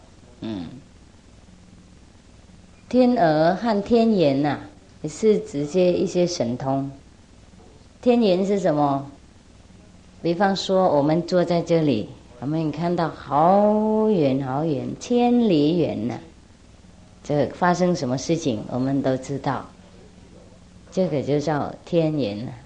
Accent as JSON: {"language": "Chinese", "country": "China", "said": "那我们中国人五千年的文化，不晓得混到哪里去了"}